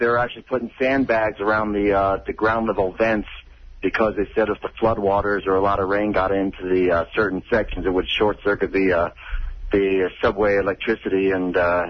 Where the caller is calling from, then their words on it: Leesburg, Virginia, United States; I'm out in Leesburg. It's been going on and off out here.